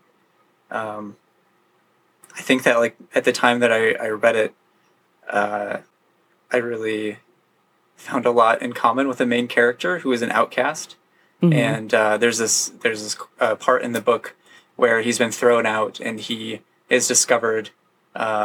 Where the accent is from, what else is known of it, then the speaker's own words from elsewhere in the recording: Grand Rapids, Michigan, United States; moved away as an adult; now in Seattle, United States; where I grew up in Grand Rapids, Michigan, it's a really heavily like Protestant Christian area.